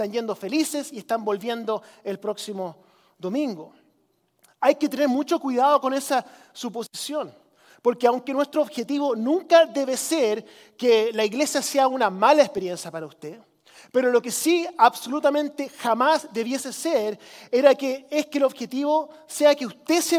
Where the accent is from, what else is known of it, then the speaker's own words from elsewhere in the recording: Chile; Y yo crecí como misionero en Chile, ¿cierto? En los ochentas cuando era un país del tercer mundo